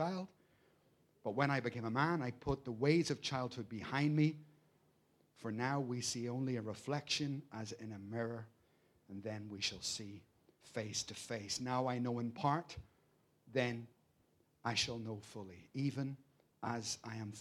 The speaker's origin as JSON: {"language": "English", "town": "Belfast", "region": "Northern Ireland", "country": "United Kingdom", "tie": "born or raised there", "said": "I grew up in Belfast"}